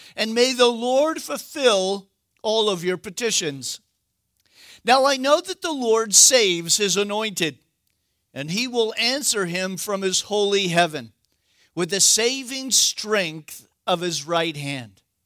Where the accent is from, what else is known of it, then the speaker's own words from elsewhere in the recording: United States; we're American